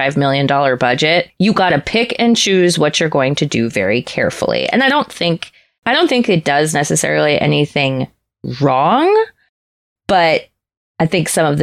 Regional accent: Minnesota, United States; I am Minnesota American

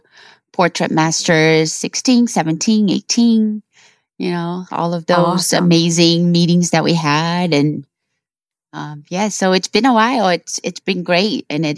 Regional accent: Brazil; So I was born and raised in Brazil.

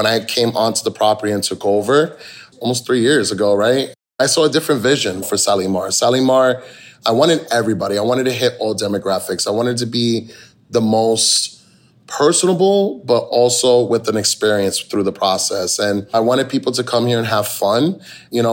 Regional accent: Hudson Valley, New York, United States; now in Tampa, United States; I originally grew up in New York. I'm from Hudson Valley area, and I grew up with food

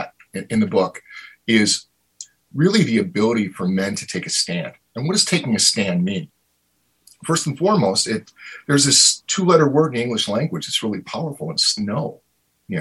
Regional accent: Cicero, Illinois, United States; also born or lived in Berwyn, Illinois; I grew up in Berwyn and Cicero, Illinois

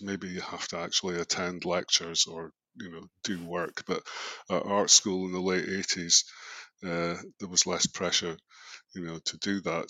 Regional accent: Scotland, United Kingdom; also born or lived in London; now in Melbourne, Australia; Being Scottish, you know what? I've been away for so long

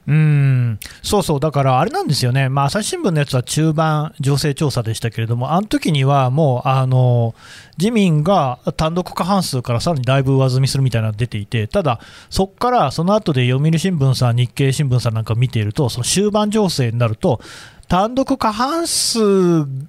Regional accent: Aichi, Japan; 私の故郷愛知県ですけど

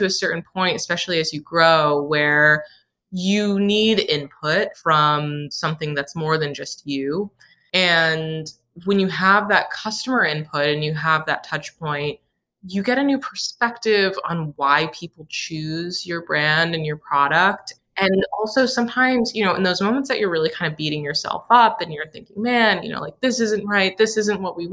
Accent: Saratoga Springs, New York, United States; also born or lived in Brooklyn, New York; now in Hudson Valley, United States; I grew up in Victorian homes. Saratoga, the town that I'm from, is like a Victorian era town

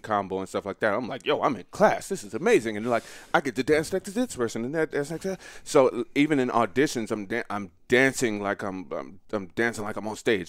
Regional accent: Montgomery, Alabama, United States; I'm from Montgomery, Alabama

